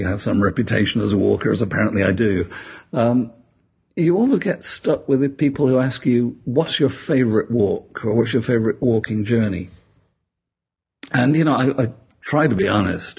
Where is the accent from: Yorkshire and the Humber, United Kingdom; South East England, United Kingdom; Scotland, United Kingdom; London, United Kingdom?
Yorkshire and the Humber, United Kingdom; Sheffield; I was born in Sheffield, which is a steel town in the north of England. And as I grew up, the steel industry died.